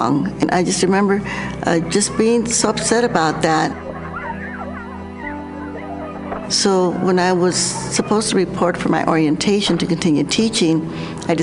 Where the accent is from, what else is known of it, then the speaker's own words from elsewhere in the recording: New Mexico, United States; I grew up in New Mexico